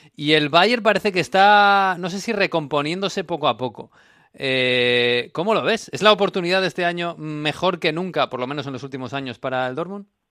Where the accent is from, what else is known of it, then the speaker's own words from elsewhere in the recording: Basque Country, Spain; a mi tierra, a Euskadi